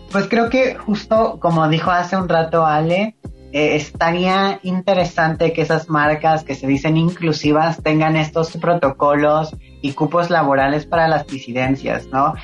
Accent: Veracruz, Mexico; soy del estado de Veracruz, soy jarocha

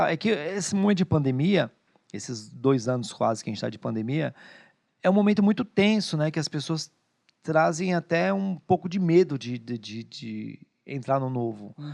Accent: Bahia, Brazil; eu, eu como sou baiana, vou comer com a carajé.

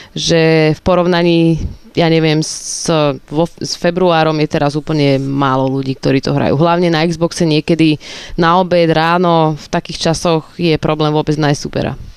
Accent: Slovakia; ja som zo Slovenska

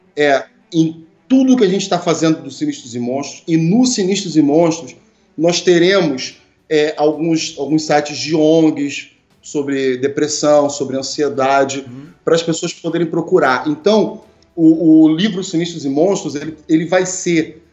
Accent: Brazil; nós brasileiros

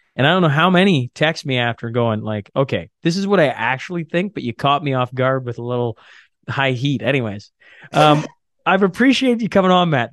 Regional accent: Canada; being Canadian

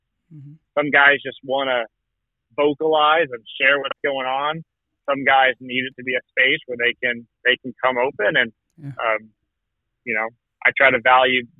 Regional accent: Morro Bay, California, United States; I grew up in Morro Bay, so in a smallish community

